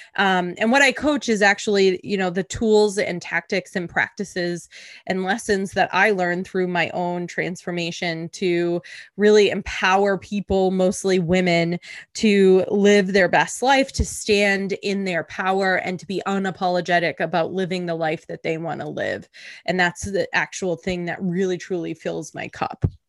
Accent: Boston, Massachusetts, United States; moved away; also born or lived in New York City; I'm originally from the Boston area

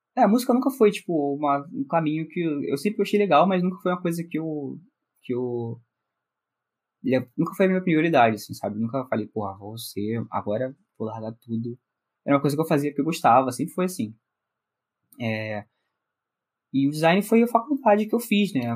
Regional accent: Rio de Janeiro, Brazil; Nasci no Rio de Janeiro, Carioca da Gema mesmo

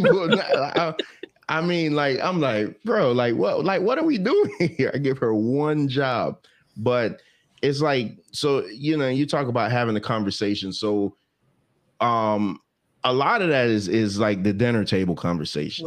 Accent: Jamaica; I'm Jamaican

